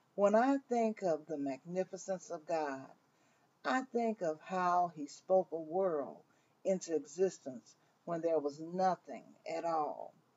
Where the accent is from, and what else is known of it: Mississippi, United States; born or raised there; moved away